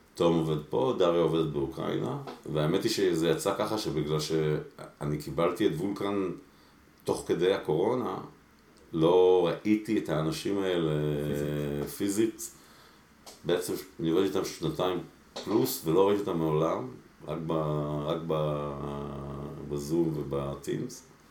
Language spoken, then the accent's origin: Hebrew; Israel; also born or lived in Mexico City, Mexico; עלינו לארץ כשהייתי ממש קטן, הייתי בן חמש, אה, לקיבוץ אנדור